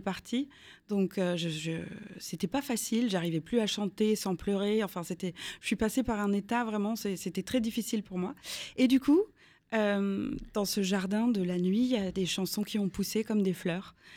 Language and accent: French; Strasbourg, Grand Est, France; J'ai grandi euh, à Strasbourg.